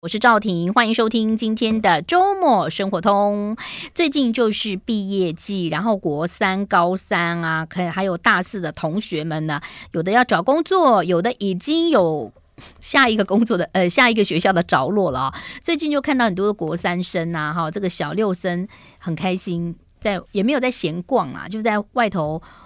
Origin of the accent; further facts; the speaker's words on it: Jinshan Street, Taipei, Taiwan; 我们从小时候住在金山街